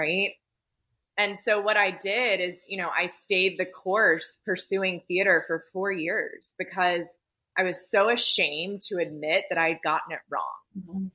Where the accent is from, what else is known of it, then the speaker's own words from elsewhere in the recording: Atlanta, Georgia, United States; I was born and raised in Atlanta, Georgia